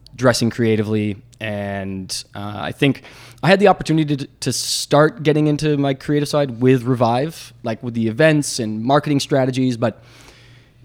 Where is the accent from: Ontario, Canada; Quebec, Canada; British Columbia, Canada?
British Columbia, Canada; Victoria; now in Toronto, Canada; I'm from Victoria